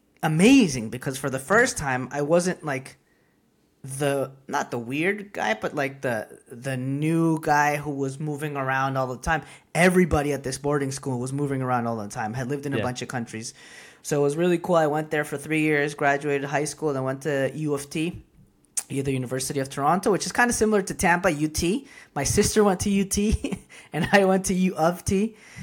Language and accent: English; Costa Rica; now in Canada; So I'm Costa Rican, born and raised, but my parents are Peruvian. So even growing up in Costa Rica, I was already kind of an immigrant.